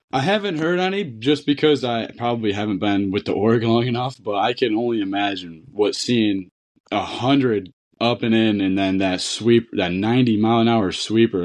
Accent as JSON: {"language": "English", "area": "Niagara", "region": "New York", "country": "United States", "tie": "born or raised there", "said": "where I grew up in Niagara"}